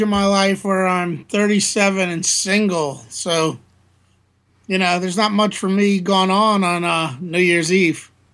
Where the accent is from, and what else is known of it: New Orleans, Louisiana, United States; born or raised there